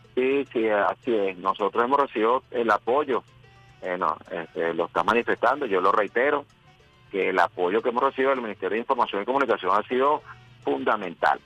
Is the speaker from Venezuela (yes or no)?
yes; Caracas, Capital District, Venezuela; Yo soy de Caricuao pero amo ah. mi Caracas y amo mi país